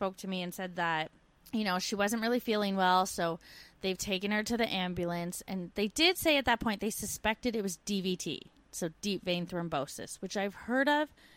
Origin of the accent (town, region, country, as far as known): Canada; moved away as an adult